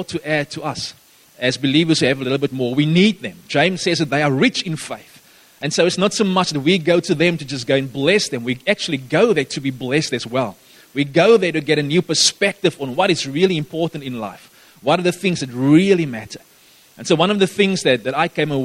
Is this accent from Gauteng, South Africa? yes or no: no; Gaddis, Northern Cape, South Africa; now in Somerset West, South Africa; That's where I grew up for a few years. I lived in Gaddis